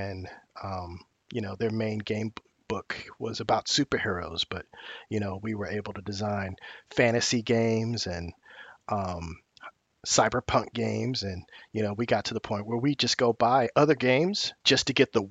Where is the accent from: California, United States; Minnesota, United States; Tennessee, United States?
California, United States; Oakland; I'm from Oakland, California, and I grew up reading comic books